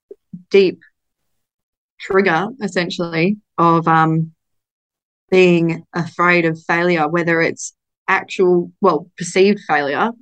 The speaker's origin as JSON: {"language": "English", "country": "Australia", "said": "I'm Australian"}